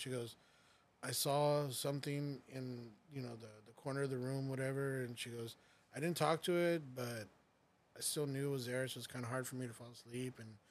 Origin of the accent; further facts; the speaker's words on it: Corpus Christi, Texas, United States; our childhood growing up in Corpus Christi